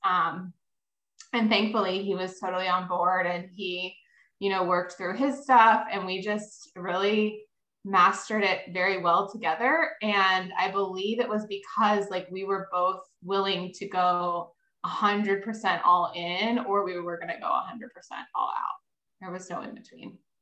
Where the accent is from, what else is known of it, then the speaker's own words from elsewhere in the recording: Maryland, United States; I live in Maryland. I grew up in Maryland.